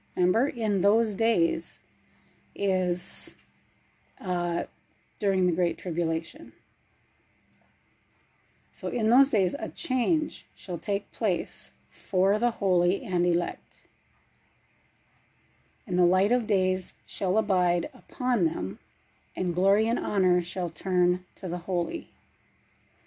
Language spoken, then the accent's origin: English; Minnesota, United States; moved away as an adult; now in Arizona, United States; I was born and raised in Minnesota. I left there when I was in my 30s.